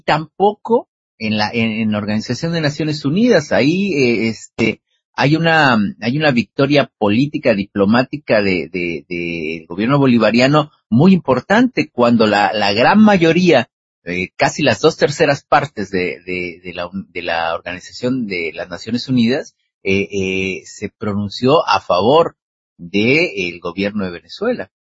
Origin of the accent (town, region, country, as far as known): Mexico